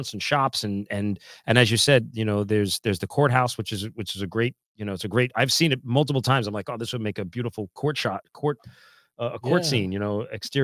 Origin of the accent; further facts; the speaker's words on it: Middletown, New Jersey, United States; I'm actually originally from Middletown